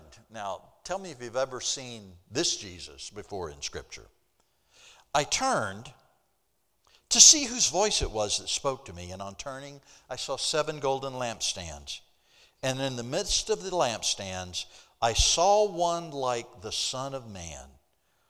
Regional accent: Mississippi, United States; moved away; I grew up down in Mississippi, and I'm a long, long, long way from my roots standing up here in Connecticut this morning.

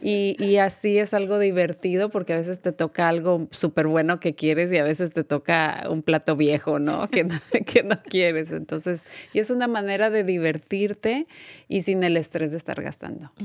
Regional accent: Mexico; moved away; yo también soy de México

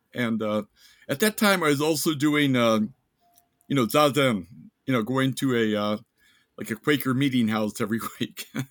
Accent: Ellwood City, Pennsylvania, United States; moved away as an adult; also born or lived in Ohio; now in Japan; a place like Elwood City, Pennsylvania, like, up in the hills, like, up Appalachia

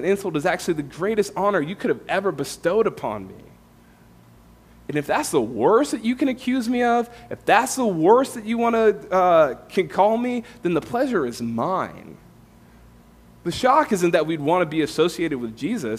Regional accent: California, United States; moved away as an adult; also born or lived in Tampa, Florida; I'm from California, came to faith in Florida, Tampa, with InterVarsity

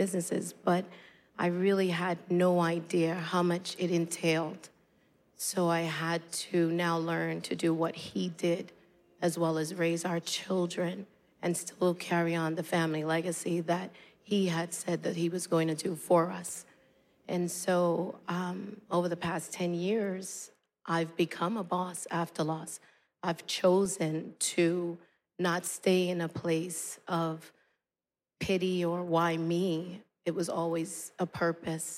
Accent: New York City, New York, United States; this young woman growing up in Brooklyn

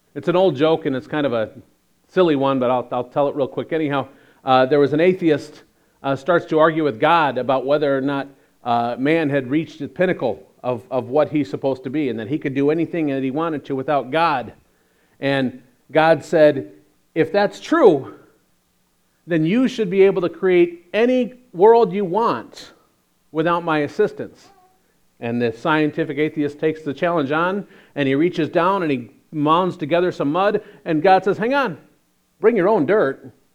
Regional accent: Chicago, Illinois, United States; we're from Chicago

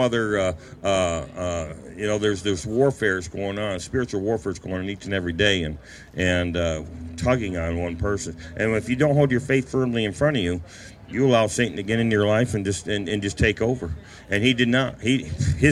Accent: Apalachin, New York, United States; also born or lived in Owego, New York; I grew up in Apalachin.

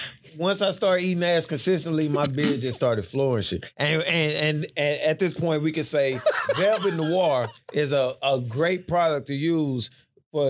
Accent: Houston, Texas, United States; because you know, we're from Houston.

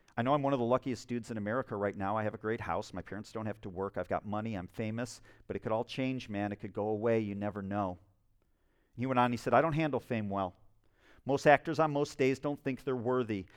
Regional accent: Spring Lake, United States; my hometown of Spring Lake, I live in a small town

